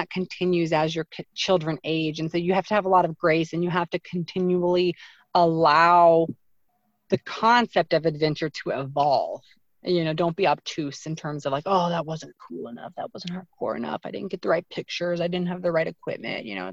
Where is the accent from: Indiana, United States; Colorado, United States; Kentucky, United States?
Indiana, United States; southeastern; I grew up in the Midwest in this like small town in Indiana, southeastern Indiana